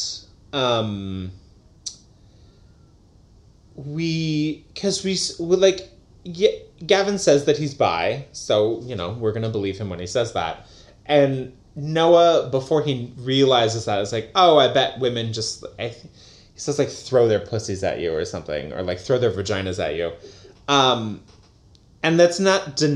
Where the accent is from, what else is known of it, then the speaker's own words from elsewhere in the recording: the West, United States; We're from the West